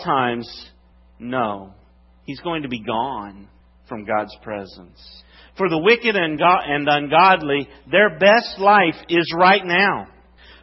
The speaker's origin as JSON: {"language": "English", "region": "West Virginia", "country": "United States", "said": "I'm from West Virginia."}